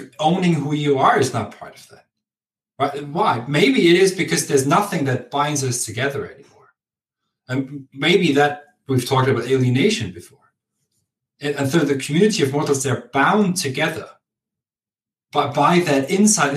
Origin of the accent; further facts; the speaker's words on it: Augsburg, Bavaria, Germany; English is a second language; moved away; I'm from Augsburg, my father's from a village called Prittriching, very close to Landsberg in Bavaria.